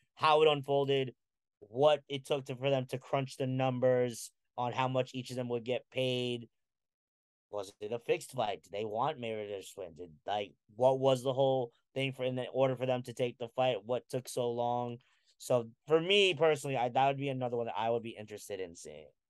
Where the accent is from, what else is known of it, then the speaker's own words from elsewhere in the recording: Philippines; I'm a Filipino